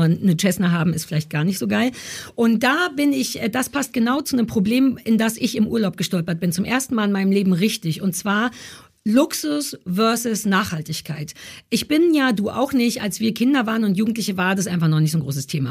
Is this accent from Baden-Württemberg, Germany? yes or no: no; Berlin, Germany; Also ich bin ja wirklich in Berlin Mitte geboren quasi. Also ich kann nicht noch mehr Berliner sein, als ich es bin.